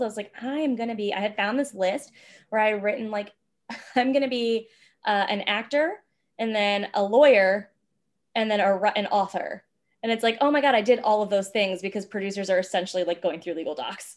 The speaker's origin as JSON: {"language": "English", "region": "Virginia", "country": "United States", "tie": "born or raised there", "also_born_or_lived": "New York / Los Angeles", "moved": "as an adult", "said": "I grew up in Virginia."}